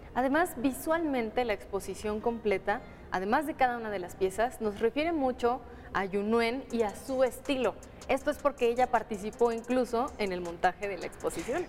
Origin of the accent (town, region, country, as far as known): Mexico